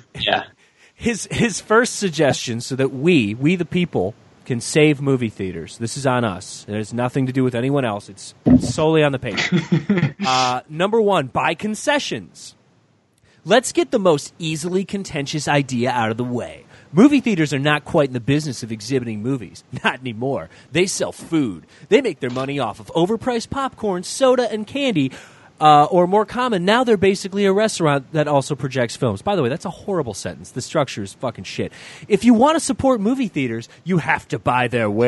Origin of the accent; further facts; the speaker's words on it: Michigan, United States; One of the last like two or three Hot and Nows in the country was actually in my hometown